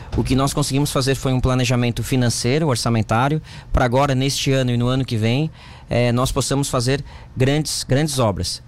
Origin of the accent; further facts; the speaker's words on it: Santa Rosa de Lima, Santa Catarina, Brazil; also born or lived in Capivari; eu sou natural, eu nasci em Santa Rosa